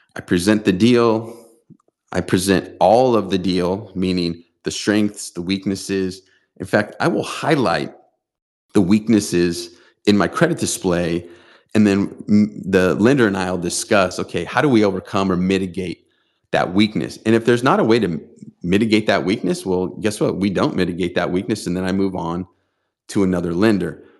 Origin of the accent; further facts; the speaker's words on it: San Diego, California, United States; here in my hometown of San Diego